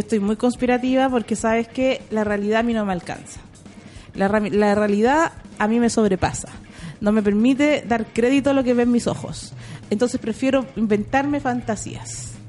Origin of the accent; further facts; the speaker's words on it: Conchalí, Santiago Metropolitan Region, Chile; yo nací en Cuenchaquí.